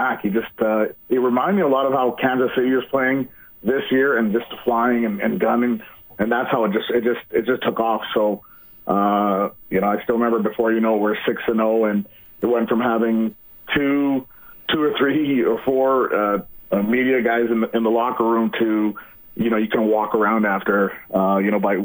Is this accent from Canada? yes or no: yes; Vancouver, British Columbia, Canada; I grew up in Vancouver, but I'm still out here